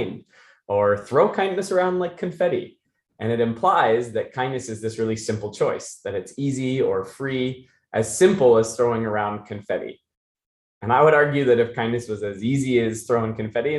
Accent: Issaquah, Snohomish, Washington, United States; also born or lived in Maine; We got to Seattle. I grew up in a little town called Issaquah.

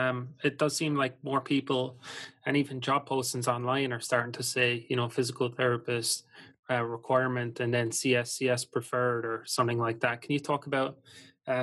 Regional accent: Ireland; I'm from Ireland myself

